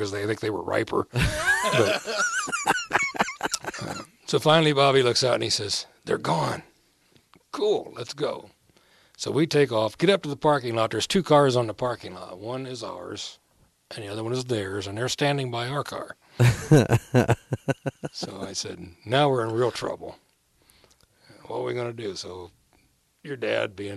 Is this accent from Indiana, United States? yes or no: yes; Muncie, Indiana, United States; I grew up in Muncie